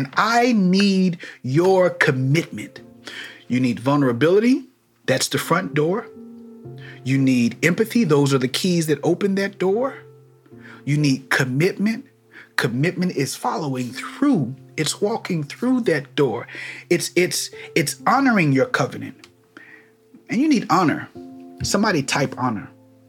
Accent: Missouri, United States; But me, I'm from Missouri. I'm from the show me state.

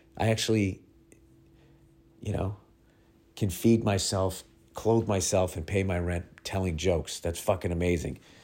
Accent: Massachusetts, United States; I'm from Massachusetts

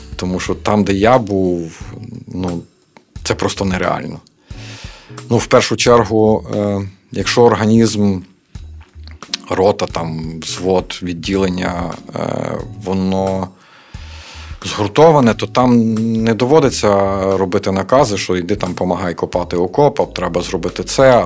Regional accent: Lviv, Lviv Oblast, Ukraine; ми місцеві, ми знаємо добре місцевість

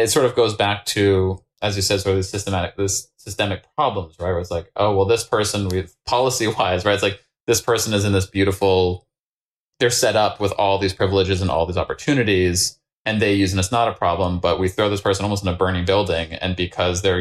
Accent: Maine, United States; I grew up in Maine

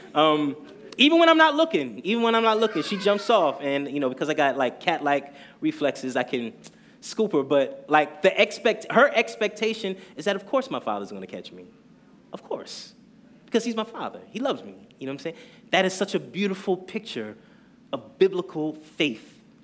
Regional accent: New Jersey, United States; moved away as an adult; now in Brooklyn, United States; So I have to mention that I was raised in Jersey

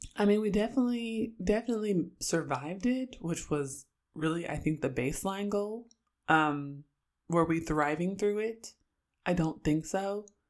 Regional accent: Oakland, California, United States; moved away as an adult; now in Syracuse, United States; I'm from Oakland

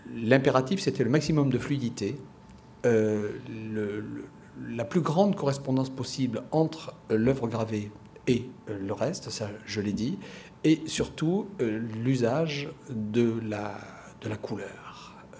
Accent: France; en tant que Français

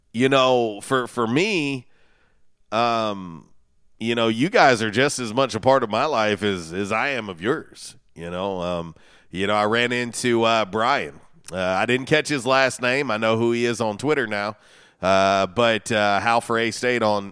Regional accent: Florida, United States; moved away; I was a kid growing up in Florida

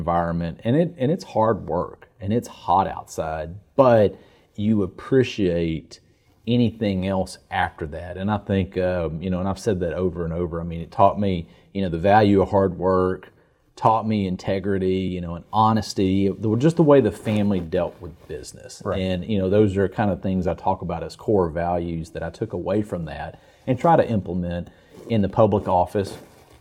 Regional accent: Hockley, Texas, United States; I grew up in a little community called Hockley, Highway 290. As you're going towards Houston or coming out of Houston

